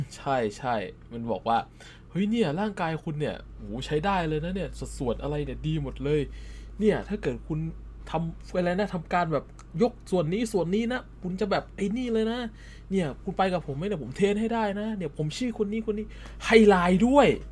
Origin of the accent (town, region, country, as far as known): Central Thailand, Thailand